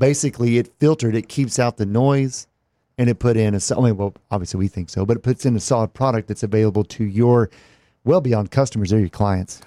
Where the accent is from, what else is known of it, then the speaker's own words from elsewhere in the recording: Texas, United States; me growing up in Texas